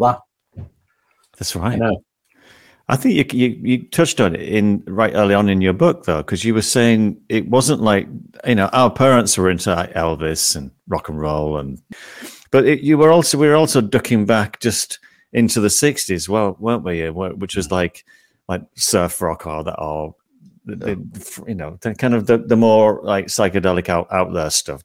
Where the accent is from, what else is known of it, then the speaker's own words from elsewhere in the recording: St Helens, North West England, United Kingdom; I was from St. Helens